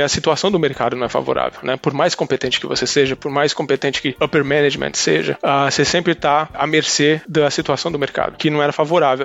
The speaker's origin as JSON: {"language": "Portuguese", "town": "Cubatão", "region": "São Paulo", "country": "Brazil", "tie": "born or raised there", "said": "eu nasci na Baixada Santista, eu nasci em Cubatão"}